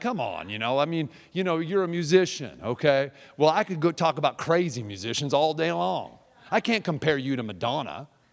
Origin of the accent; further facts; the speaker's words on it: Seattle, Washington, United States; I'm from Seattle